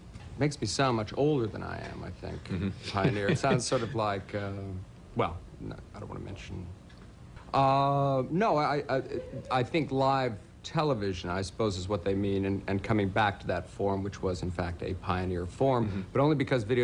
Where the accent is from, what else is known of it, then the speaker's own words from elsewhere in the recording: Canada; now in New York City, United States; I'm from Canada originally